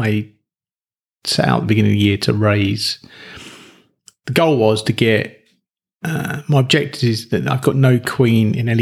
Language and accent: English; England, United Kingdom; I'm English